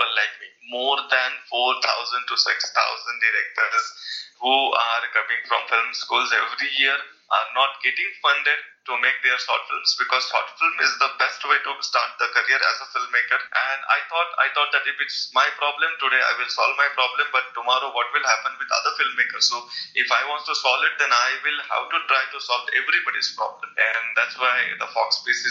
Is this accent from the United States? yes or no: no; India; I'm actually not from Pune. I am from a village which is like 1,000 miles from Pune